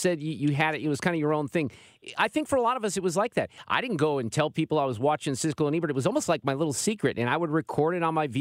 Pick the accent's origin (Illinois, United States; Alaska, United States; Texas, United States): Illinois, United States; Chicago; now in St. Louis, United States; I grew up in Chicago.